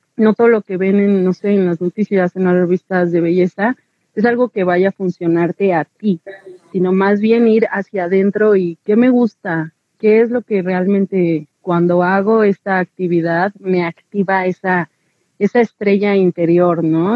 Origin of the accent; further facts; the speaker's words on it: Mexico; como mexicanas